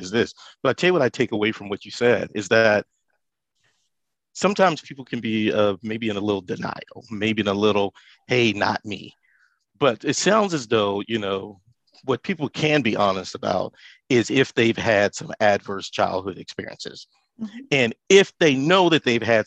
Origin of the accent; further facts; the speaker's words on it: Texas, United States; I'm from Texas